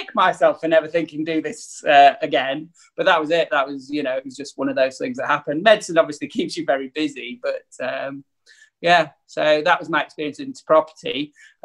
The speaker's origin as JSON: {"language": "English", "town": "Leeds", "region": "Yorkshire and the Humber", "country": "United Kingdom", "also_born_or_lived": "Newcastle", "moved": "as an adult", "said": "I'm from Leeds originally"}